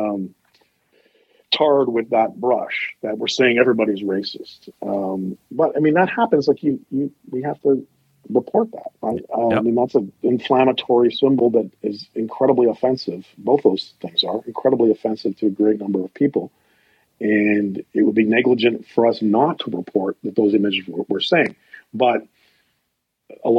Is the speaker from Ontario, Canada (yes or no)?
yes; Ottawa, Ontario, Canada; I was born in Ottawa, spent most of my life here, went to Glebe High School, went to Ottawa U